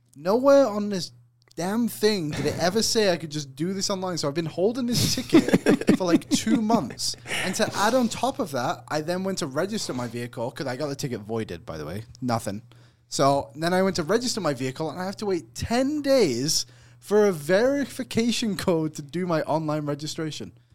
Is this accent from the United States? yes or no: no; England, United Kingdom; I'm from England